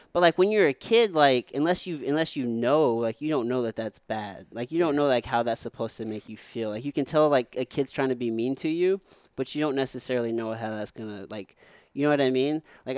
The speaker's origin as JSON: {"language": "English", "town": "Jefferson City", "region": "Missouri", "country": "United States", "tie": "born or raised there", "also_born_or_lived": "Potosi, Missouri", "moved": "yes", "lives_now": "St. Louis, United States", "said": "And I grew up in Jefferson City from the time I was, I don't know, like 11. But before then, I lived in Potosi, Missouri, which for the folks listening, it's a small little town, probably, I don't know, about an hour south of here in St. Louis."}